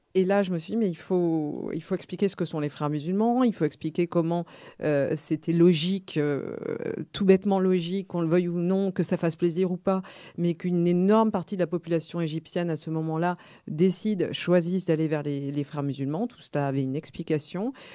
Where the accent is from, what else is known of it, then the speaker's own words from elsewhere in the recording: France; en tant que petite française à cette époque-là